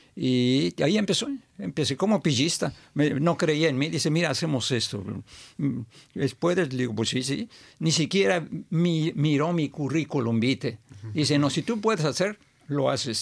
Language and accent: Spanish; Mexico; moved away as an adult; also born or lived in Montreal, Canada; ya cuando me iba a volver a México, mi país natal